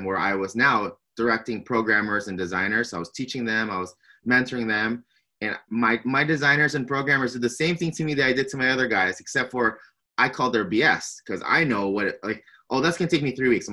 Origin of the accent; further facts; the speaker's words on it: San Diego, California, United States; born and raised in San Diego, California